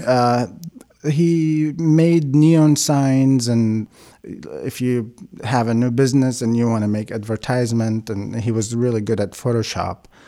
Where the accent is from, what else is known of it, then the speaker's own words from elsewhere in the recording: Baghdad, Baghdad Governorate, Iraq; first language Aramaic (Chaldean); English is a second language; moved away as an adult; also born or lived in Kuwait; now in Eugene, United States; I was born in Baghdad, Iraq.